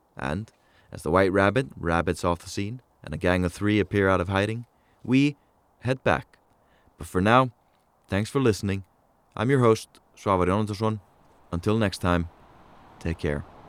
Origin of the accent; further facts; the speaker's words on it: Reykjavik, Capital Region, Iceland; the city of Reykjavik, my hometown